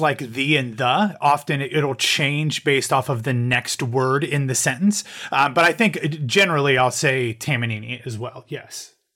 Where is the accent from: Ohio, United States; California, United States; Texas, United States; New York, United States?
Ohio, United States; moved away as an adult; now in Orlando, United States; I'm, I'm originally from Ohio and from the Midwest, so about, uh, eight years ago, I moved to Orlando